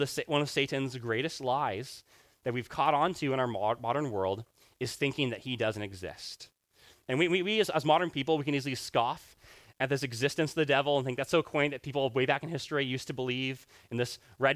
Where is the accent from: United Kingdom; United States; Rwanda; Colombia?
Rwanda; I grew up in Rwanda